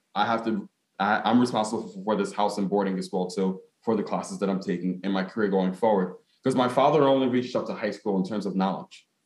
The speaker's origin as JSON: {"language": "English", "town": "Newark", "region": "New Jersey", "country": "United States", "tie": "born or raised there", "also_born_or_lived": "Ghana (ancestry)", "said": "as a Ghanaian American, um, in the sense that I was born in Newark, because my my mom and my dad were born in Ghana."}